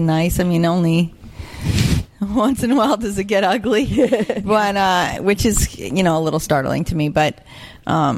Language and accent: English; Boca Raton, Florida, United States; also born or lived in Chicago, Illinois; I was born in Chicago, but I was raised in Boca.